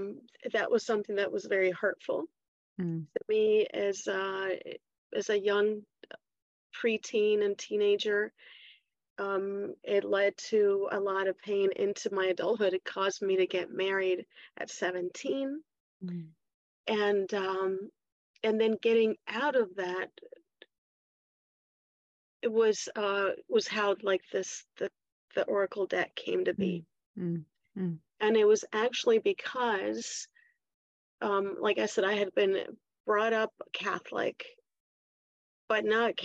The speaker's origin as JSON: {"language": "English", "country": "Chile", "tie": "born or raised there", "also_born_or_lived": "Washington, D.C. / Mexico", "lives_now": "United States", "said": "But both my parents were Chilean, so I was raised in Chile."}